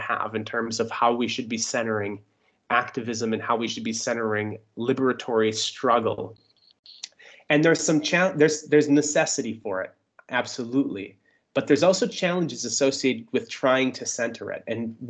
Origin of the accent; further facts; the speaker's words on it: Germany; You know, my hometown was a little bit difficult because it's very rural. You know, I come from a town that has 5,000 people and is in R plus 26 district, so not exactly these big solidarity movements possible there.